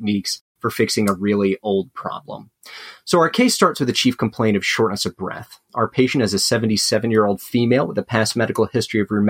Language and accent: English; Alabama, United States; moved away as an adult; now in Atlanta, United States; I'm originally from Alabama. I did both my undergrad and med school there